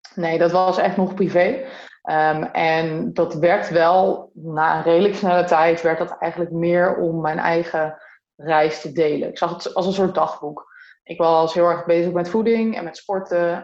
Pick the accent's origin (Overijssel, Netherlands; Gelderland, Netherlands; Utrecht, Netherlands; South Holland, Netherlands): Utrecht, Netherlands; near; now in Breda, Netherlands; Ik kom er niet vandaan. Ik kom oorspronkelijk uit Utrecht in de buurt. Oh, dorpje. Stijk